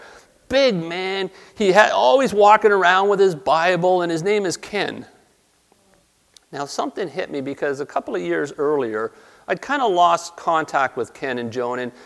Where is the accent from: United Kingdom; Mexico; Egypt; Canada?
Canada; Toronto, Ontario; moved away as an adult; also born or lived in New Brunswick; I grew up in Toronto.